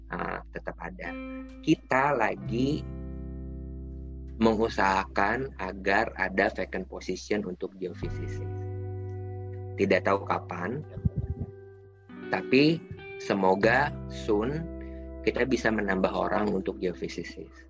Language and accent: Indonesian; West Java, Indonesia; padahal saya aslinya orang Sunda gitu kan ya.